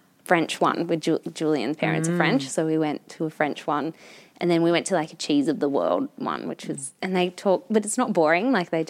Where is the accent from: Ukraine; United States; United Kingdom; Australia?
Australia; Newcastle, New South Wales; I'm from Newcastle and pretty basic.